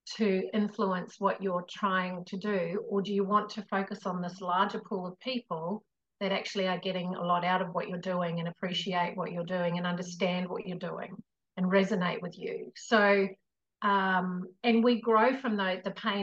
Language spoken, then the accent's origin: English; New Zealand; I come from New Zealand as well.